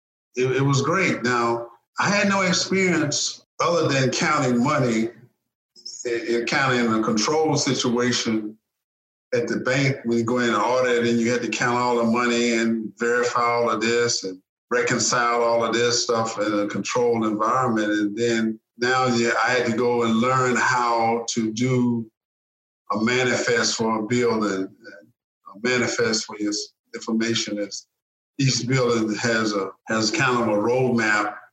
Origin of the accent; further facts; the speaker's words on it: Memphis, Tennessee, United States; A Southern guy, a boy from Memphis, Tennessee